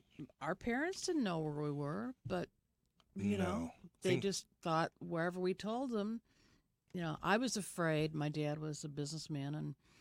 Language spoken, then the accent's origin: English; Rochester, Michigan, United States; I grew up in Rochester